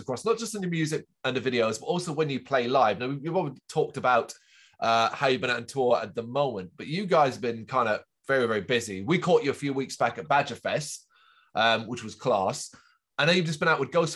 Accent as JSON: {"language": "English", "region": "London", "country": "United Kingdom", "tie": "born or raised there", "said": "my hometown, London"}